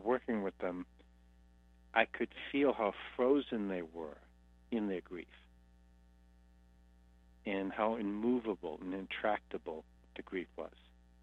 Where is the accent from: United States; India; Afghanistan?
United States; Boston, Massachusetts; I come from Boston. I'm an Irish Catholic Hindu Buddhist